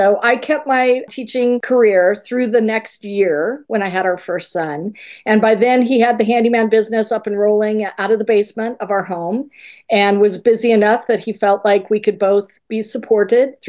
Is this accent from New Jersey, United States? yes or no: no; Colorado, United States; moved away as an adult; we moved back to Colorado, where we are both originally from